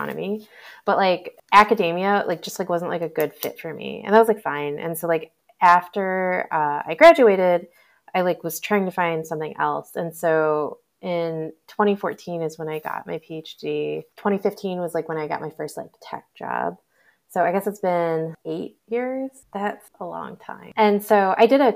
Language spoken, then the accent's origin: English; Michigan, United States; also born or lived in Boston / Bay Area; now in Austin, United States; I grew up in Michigan, which is in Eastern time